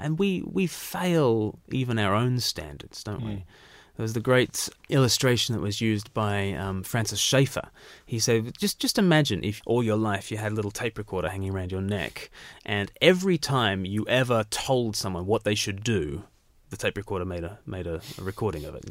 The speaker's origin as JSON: {"language": "English", "country": "Australia", "tie": "born or raised there", "said": "I was born far from the mother country"}